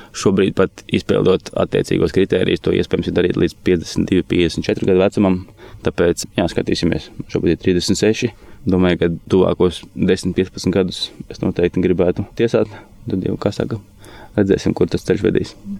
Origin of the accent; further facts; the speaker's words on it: Olaine, Olaine Municipality, Latvia; also born or lived in Riga / Mārupe; Esmu no Rīgas, dzimis Rīgā. Varētu teikt, ka pirmos savus 15, 16 dzīves gadus eh, nodzīvoju Olainē